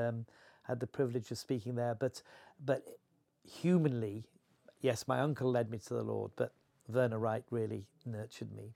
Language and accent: English; Horsforth, Yorkshire and the Humber, United Kingdom; I grew up in Horseworth